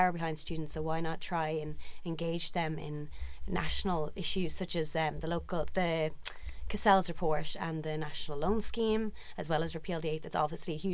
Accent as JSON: {"language": "English", "region": "County Meath", "country": "Ireland", "said": "I'm from County Meath."}